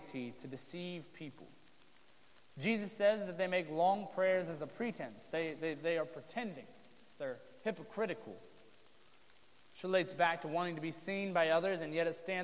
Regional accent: Southern Ohio, United States; moved away as an adult; now in Marysville, United States; I grew up in Southern Ohio, which is definitely considered part of the Bible Belt

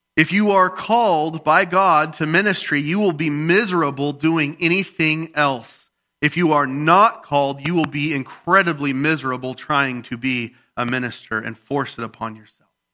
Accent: the Bible Belt, United States; I grew up in the Bible Belt where everybody and their grandma is a preacher

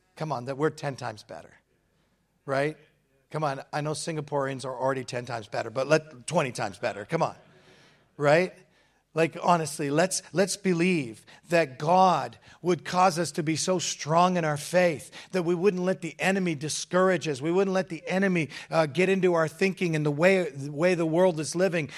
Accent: England, United Kingdom; now in Hamilton, Canada; I'm British. I was born in England.

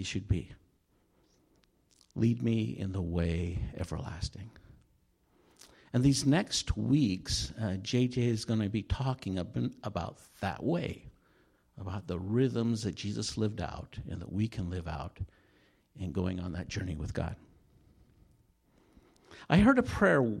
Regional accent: Utah, United States; I grew up in Utah, in a little coal mining town in the center part of the state

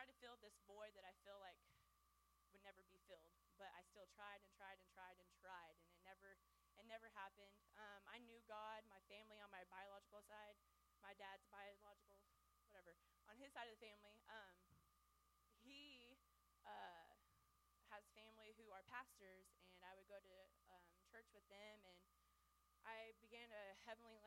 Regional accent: Springfield, Missouri, United States; also born or lived in Plainview, Texas / Washington; My mom then wanted to move to Springfield, Missouri

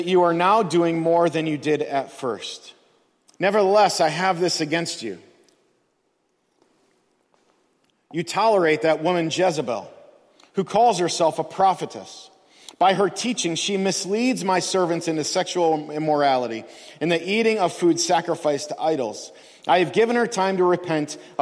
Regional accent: United States; we as American Christians

